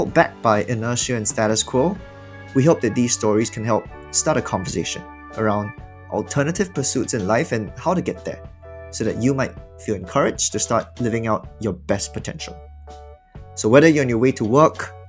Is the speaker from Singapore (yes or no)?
yes; Singapore; moved away as an adult; also born or lived in United States; I was born and raised in Singapore